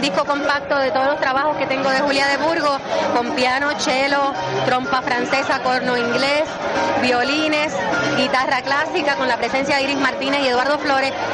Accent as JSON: {"language": "Spanish", "country": "Puerto Rico", "said": "nosotros no vamos a cejar ni vamos a negar nuestra puertorriqueñidad"}